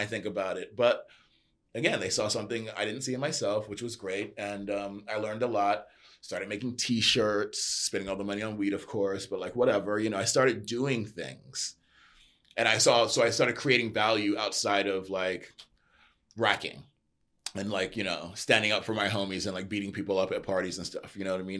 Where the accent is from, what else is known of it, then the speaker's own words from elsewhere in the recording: New York, United States; born and raised in New York